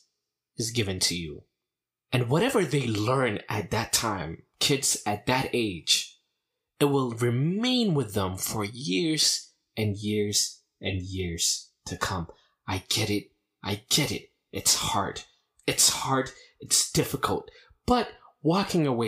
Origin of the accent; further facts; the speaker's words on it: United States; growing up in America, in the Orthodox Church